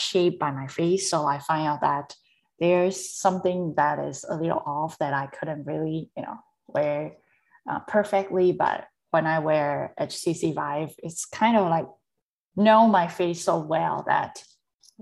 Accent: Taiwan; I was born and raised in Taiwan

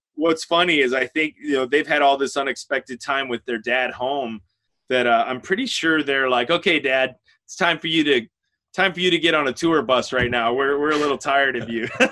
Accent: outside of Chicago, Illinois, United States; I grew up outside of Chicago, Illinois

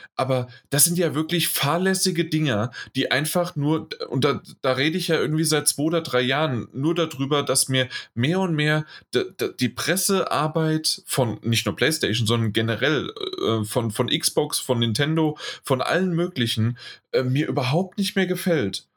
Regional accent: Germany; bei uns in Deutschland

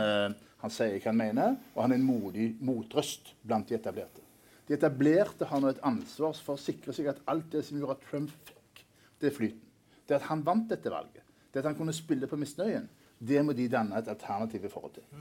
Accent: Norway; vi som nordmenn

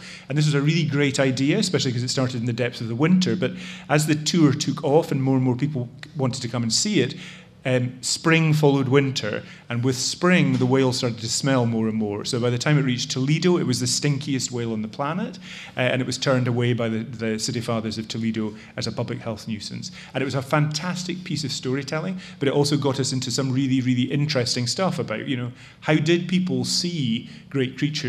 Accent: Scotland, United Kingdom; accent: Scottish; now in United States; As you can tell from my accent, which has not fully completed its transition from Scotland to America, I'm a Brit.

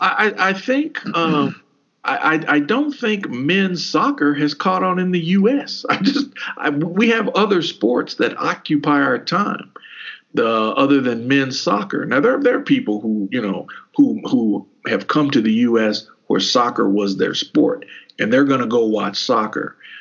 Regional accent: Kentucky, United States; we grew up in Kentucky

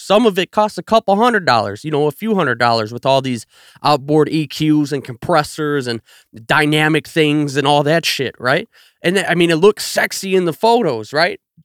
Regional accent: Chicago south suburbs, Illinois, United States; I'm from the South Burbs, man. I grew up twenty minutes from the city

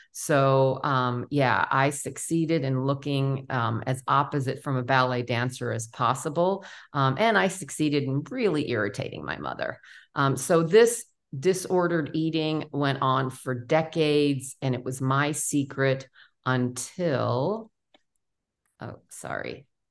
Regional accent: New York City, New York, United States; also born or lived in Memphis, Tennessee; born and raised in New York City

